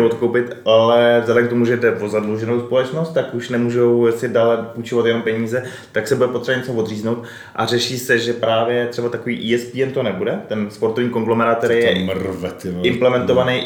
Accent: Czechia; u nás v Čechách

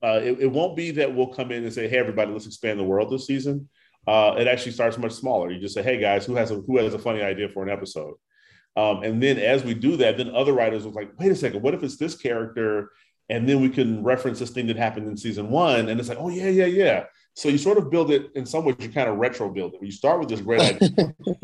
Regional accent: Chicago, Illinois, United States; my hometown of Chicago

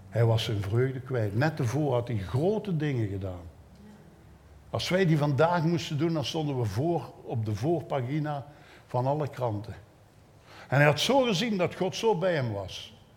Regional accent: Belgium; als een Belg

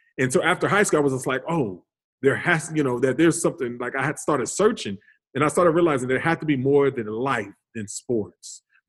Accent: Calgary, Alberta, Canada; also born or lived in Hollywood / New Orleans; So I was born in Hollywood, but we quickly moved to Canada. So when my dad played for the CFL, for the Calgary Stampeders for about 5-6 years. And then from there we went to New Orleans where he played for another 5-6 years

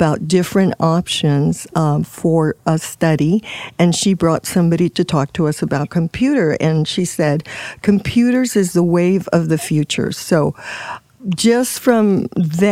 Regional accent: Puerto Rico; moved away as an adult; I'm from Puerto Rico

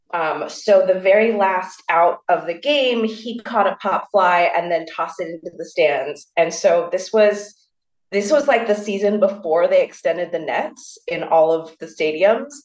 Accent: Burbank, California, United States; now in New York, United States; when people say where are you from, I say Burbank. I don't say

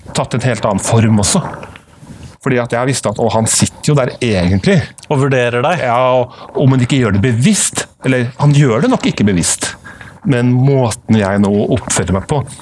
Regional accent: Trondheim, Trøndelag, Norway; accent: Trønder; also born or lived in United States; jeg jo trønder, som du kan høre et snev av. Født og oppvokst i Trondheim

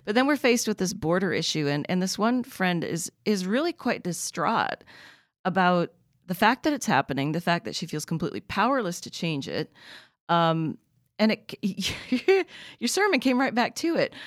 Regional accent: Oregon, United States; growing up in Oregon

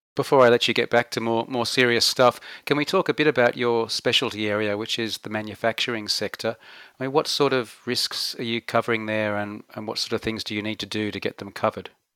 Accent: Australia; moved away as an adult; we've gone from being tough Aussie males

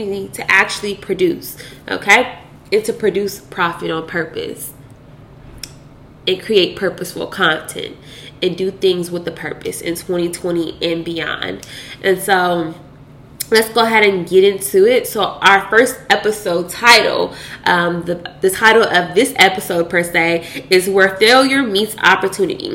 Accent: Louisville, Kentucky, United States; now in Dallas, United States; I'm currently residing in Dallas, Texas, but I am from Louisville, Kentucky.

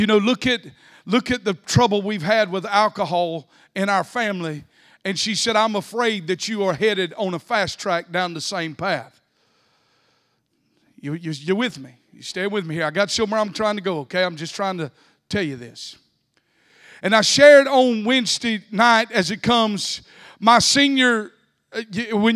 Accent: South Georgia, United States; I grew up in South Georgia.

